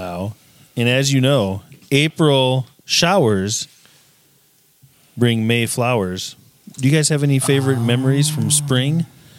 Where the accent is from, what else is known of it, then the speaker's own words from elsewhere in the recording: South Dakota, United States; moved away; growing up in South Dakota, I love spring because in South Dakota, it's like minus 20 degrees all the time in the winter.